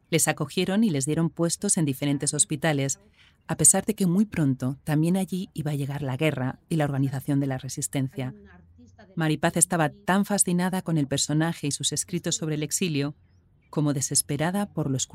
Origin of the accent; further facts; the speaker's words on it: Madrid, Community of Madrid, Spain; En Cataluña es más corriente el apellido Solanes, pero yo soy de Madrid.